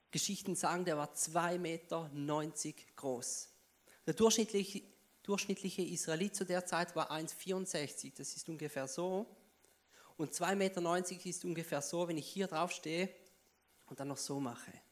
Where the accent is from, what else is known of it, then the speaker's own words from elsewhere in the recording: Switzerland; Ja, ich bin Schweizer, man hört es vielleicht.